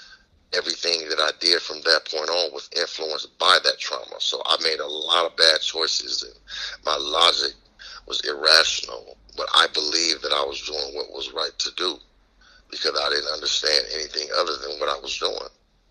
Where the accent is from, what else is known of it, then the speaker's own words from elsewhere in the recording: Houston, Texas, United States; now in Los Angeles, United States; I'm originally from Houston, Texas. In 1975, I was sent to Los Angeles after my father was taken from me.